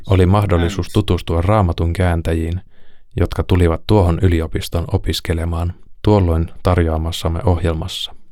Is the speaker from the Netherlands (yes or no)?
yes; Netherlands; Koska itse olen Alankomaista ja taustaltani protestantti